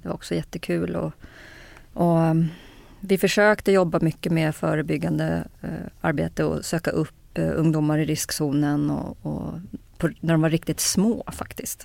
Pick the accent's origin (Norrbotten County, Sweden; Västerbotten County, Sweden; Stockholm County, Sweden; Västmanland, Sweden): Stockholm County, Sweden; Kungsängen; jag är född i Kungsängen faktiskt. Ja. norr om Stockholm, eh, uppväxt eh, norr om Stockholm.